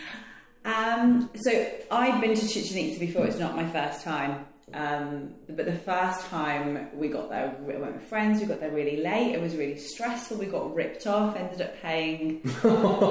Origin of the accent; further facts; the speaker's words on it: United Kingdom; moved away as an adult; also born or lived in Colombia; you can probably tell by my accent, I'm from the UK